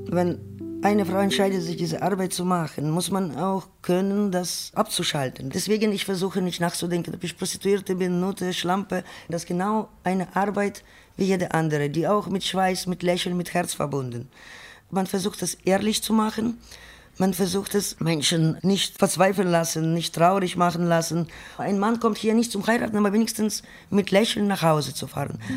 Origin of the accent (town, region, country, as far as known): Ukraine; German is a second language; moved away as an adult; also born or lived in Berlin, Germany; now in Germany